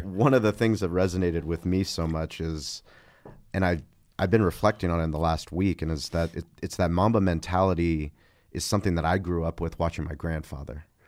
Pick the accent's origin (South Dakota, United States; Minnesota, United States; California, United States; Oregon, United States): California, United States; San Diego; I grew up in La Jolla